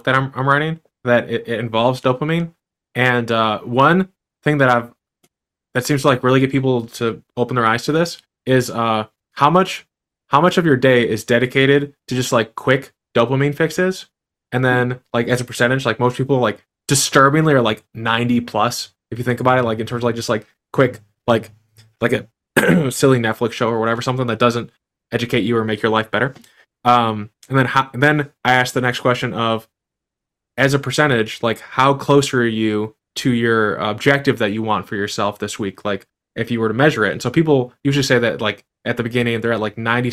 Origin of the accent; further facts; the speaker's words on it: United States; I'm an American